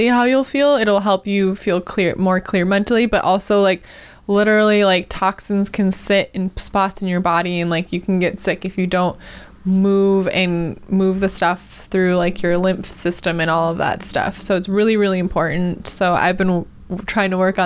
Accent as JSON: {"language": "English", "region": "Wisconsin", "country": "United States", "moved": "yes", "lives_now": "Los Angeles, United States", "said": "I'm from Wisconsin"}